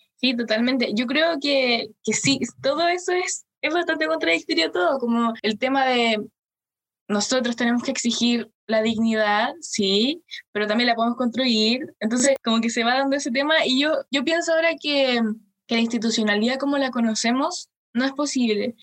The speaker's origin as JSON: {"language": "Spanish", "country": "Chile", "said": "como chilenos, yo creo que tenemos una, memoria corta"}